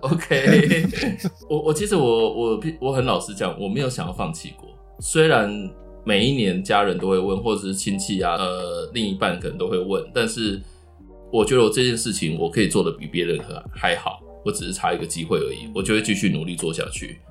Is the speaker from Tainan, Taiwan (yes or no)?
yes; Tainan, Taiwan; now in Taipei, Taiwan; 我也是台南人